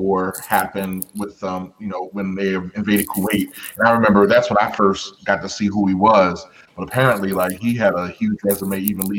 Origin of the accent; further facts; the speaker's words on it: Baltimore, Maryland, United States; I am from Baltimore.